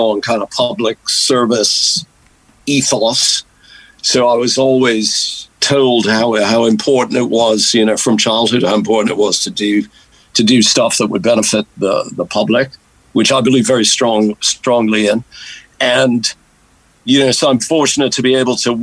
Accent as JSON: {"language": "English", "town": "Marblehead", "region": "Massachusetts", "country": "United States", "tie": "born or raised there", "also_born_or_lived": "Boston / Maine", "moved": "as an adult", "lives_now": "United Kingdom", "said": "I grew up in coastal Massachusetts"}